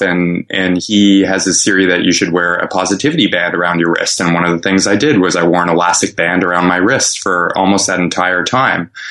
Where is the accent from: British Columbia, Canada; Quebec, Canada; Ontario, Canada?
Quebec, Canada; Montreal; my hometown of Montreal